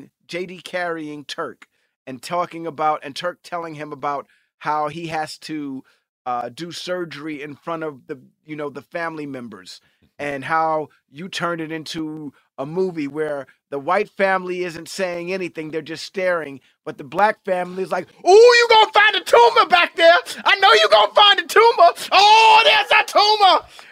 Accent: New York City, New York, United States; And I grew up in Times Square. That's my actual neighborhood is Times Square, where I grew up.

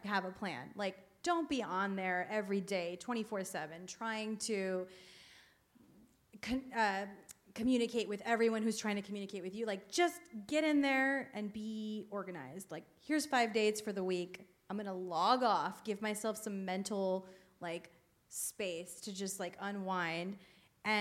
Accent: Miami, Florida, United States; moved away; I'm from Miami

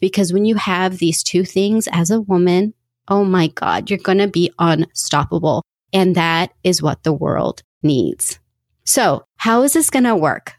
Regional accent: United States; Coming from an Indian family, growing up here in the US

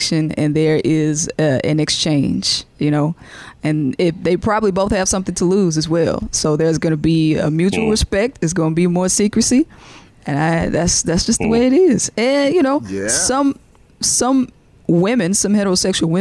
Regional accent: Jackson, Mississippi, United States; moved away; I'm going back to my hometown, Jackson, Mississippi, in September

